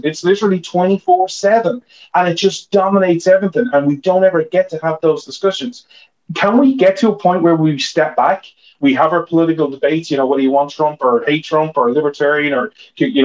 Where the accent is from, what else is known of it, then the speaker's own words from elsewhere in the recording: Ireland; now in United States; I'm Irish